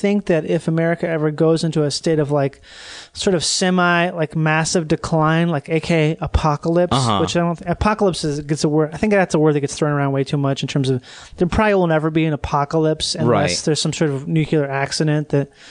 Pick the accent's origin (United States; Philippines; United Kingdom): United Kingdom; England; I'm an Englishman. Wouldn't be great if I had a whole podcast just trying to reinvent hatred toward the Irish like 100 years after the fact.